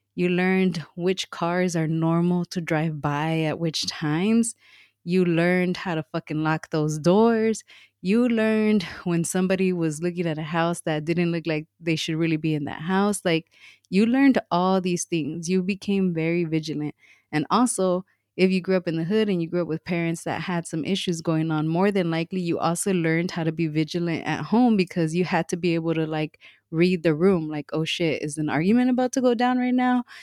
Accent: Los Angeles, California, United States; moved away; I grew up in Watts, um, and m, so did my m, my mom

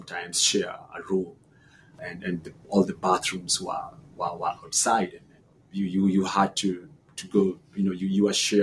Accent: Nairobi, Kenya; also born or lived in Washington, D.C.; now in United States; I was born in Bahati.

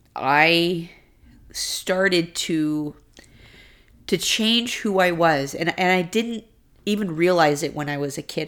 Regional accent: Houston, Texas, United States; moved away; Growing up in Houston

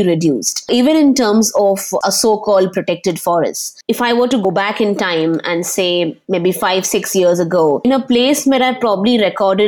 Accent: Panvel, Maharashtra, India; Growing up in Panvel, most of my childhood

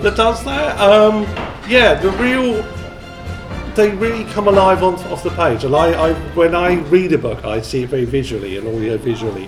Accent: Colchester, East of England, United Kingdom; I grew up in Colchester

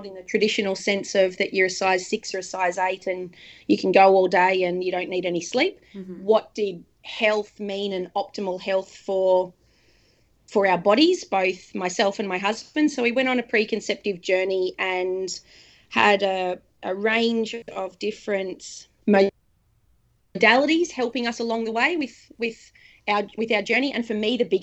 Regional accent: Darwin, Northern Territory, Australia; moved away as an adult; now in Sunshine Coast, Australia; So we're living on the Sunshine Coast at the moment, but we are from Darwin and Darwin will always be home.

